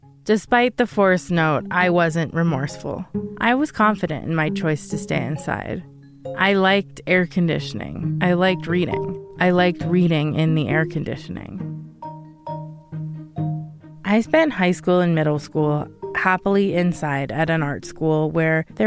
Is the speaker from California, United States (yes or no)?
no; Denver, Colorado, United States; I grew up in Colorado